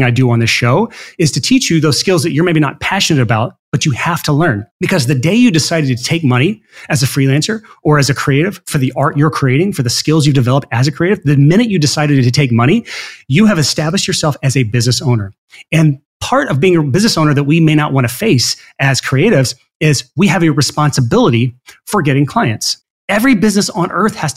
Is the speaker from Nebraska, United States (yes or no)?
no; Alabama, United States; I'm from Alabama.